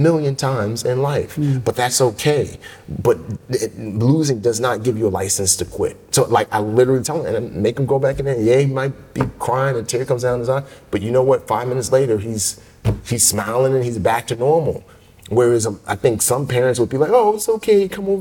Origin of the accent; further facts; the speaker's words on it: New York City, New York, United States; also born or lived in Nigeria; growing up in the Bronx